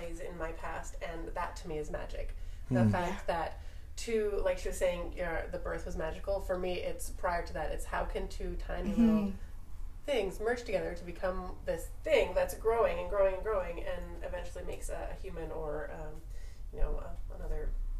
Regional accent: Surrey, British Columbia, Canada; I grew up in Surrey.

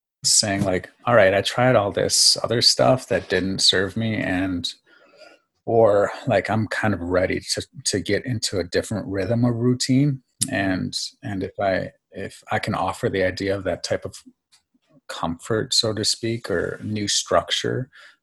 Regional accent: Farmington Hills, Michigan, United States; also born or lived in New York / Greece / Southfield, Michigan; I was born in New York and then I was raised in Greece until about the age of 7. And then my father actually followed his best friend back to the Detroit, and I ended up residing in the suburbs about 15 minutes outside of Detroit in Farmington Hills

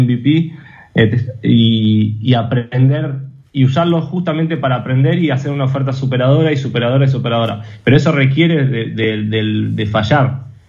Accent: Argentina; como personas argentinas y como argentinos, como empresas argentinas

